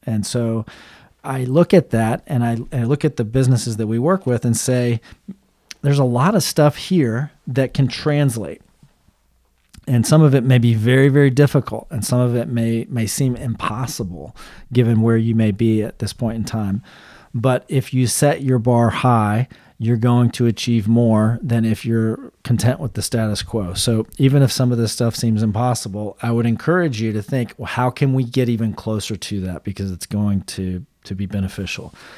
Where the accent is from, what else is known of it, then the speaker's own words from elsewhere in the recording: Central Florida, United States; I grew up in Central Florida.